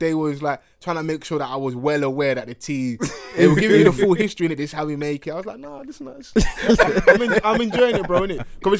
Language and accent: English; Egypt; Like, I'm from Egypt, but I just gone to Cairo with my girl